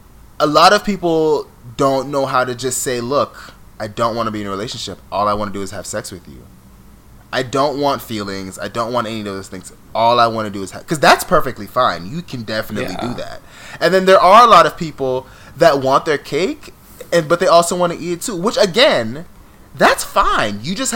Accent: New York, United States; accent: New York

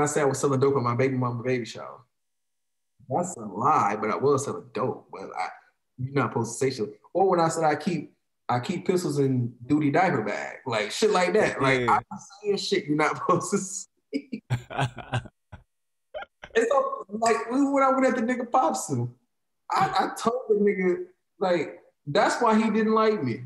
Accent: Chicago, Illinois, United States; I'm from Chicago.

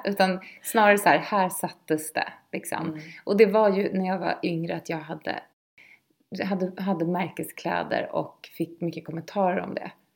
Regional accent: Lidingö, Stockholm County, Sweden; Jag är uppvuxen på Lidingö

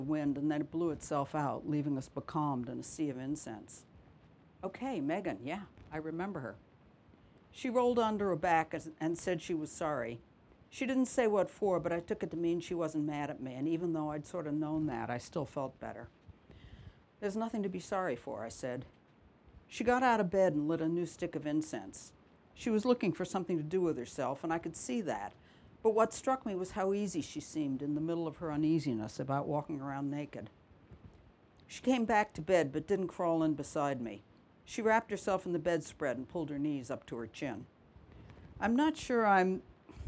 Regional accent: New York City, New York, United States; also born or lived in Minnesota; now in Cornwall, United Kingdom; I'm originally from New York City.

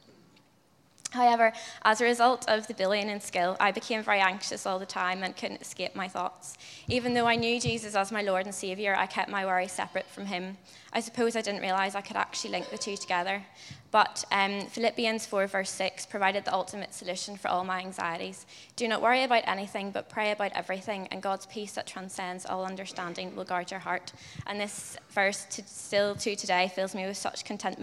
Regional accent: Ballyclare, Northern Ireland, United Kingdom; moved away as an adult; now in Dublin, Ireland; I'm from Ballyclare in County Antrim, Northern Ireland. And I moved to Dublin last year to study history at Trinity.

